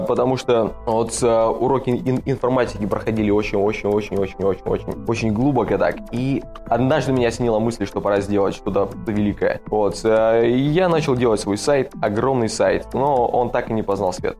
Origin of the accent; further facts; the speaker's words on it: Omsk, Omsk Oblast, Russia; moved away as an adult; also born or lived in Ivanichi, Ukraine; now in Lviv, Ukraine; я из Омска, но сейчас я во Львове